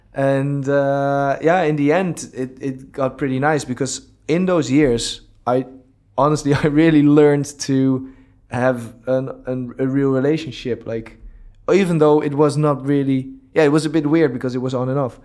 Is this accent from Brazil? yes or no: no; Amsterdam, North Holland, Netherlands; moved away as an adult; now in Dubai, United Arab Emirates; I'm from Amsterdam. We both lived in Amsterdam before.